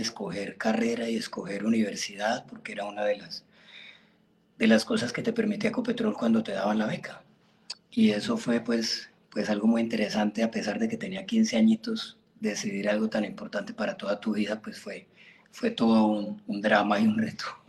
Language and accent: Spanish; Florencia, Caquetá, Colombia; also born or lived in Puerto Rico, Caquetá / Ibagué / Bogotá; yo soy caqueteño, yo nací en Puerto Rico, Caquetá, un pueblito que queda a 100 kilómetros al norte de Florencia. Viví ahí un añito y me trajeron para Florencia acá